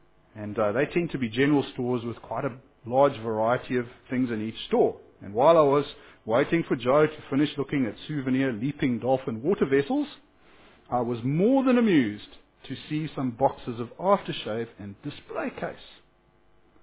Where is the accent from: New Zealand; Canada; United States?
New Zealand; Whanganui, Manawatū-Whanganui; What's a bus lane anyway, officer? I'm from Wanganui, and there was a space with no cars in it, so I drove there.